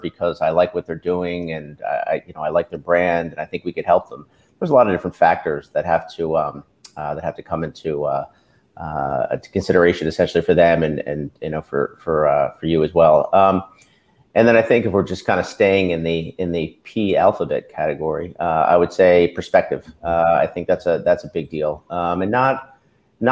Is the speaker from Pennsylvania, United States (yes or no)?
yes; Bucks County, Pennsylvania, United States; also born or lived in Los Angeles; moved back to the Philadelphia area. I was from Bucks County originally.